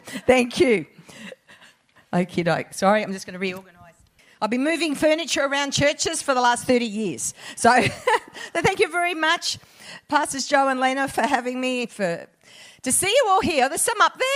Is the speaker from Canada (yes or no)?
no; Perth, Western Australia, Australia; moved away; I'm a Perth girl originally